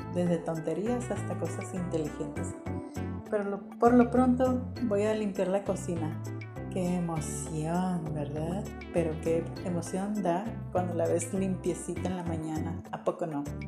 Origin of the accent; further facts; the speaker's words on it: Hermosillo, Sonora, Mexico; soy de Hermosillo, soy mujer